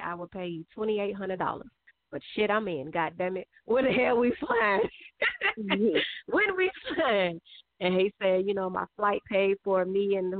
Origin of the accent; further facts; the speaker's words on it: Augusta, Georgia, United States; I'm from Augusta.